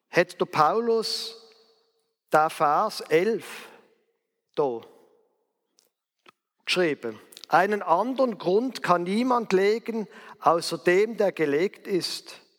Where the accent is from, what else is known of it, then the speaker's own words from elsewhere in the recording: Basel, Basel-Stadt, Switzerland; Zum Beispiel in Basel, wo ich aufgewachsen bin.